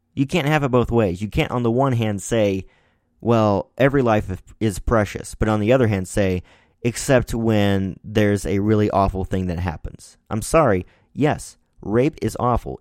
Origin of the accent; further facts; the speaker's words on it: Missouri, United States; my home state here in Missouri